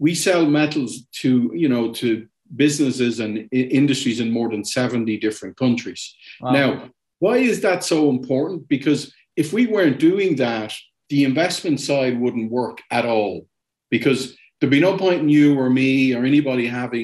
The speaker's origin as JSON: {"language": "English", "town": "Dublin", "region": "Leinster", "country": "Ireland", "tie": "born or raised there", "also_born_or_lived": "Germany / Latin America", "moved": "as an adult", "said": "I'm from Dublin originally"}